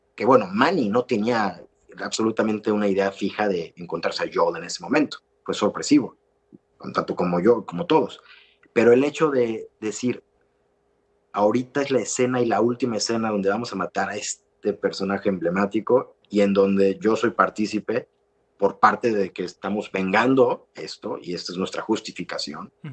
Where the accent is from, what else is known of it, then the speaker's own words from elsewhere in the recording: Mexico; Es un valor que tenemos como mexicanos maravilloso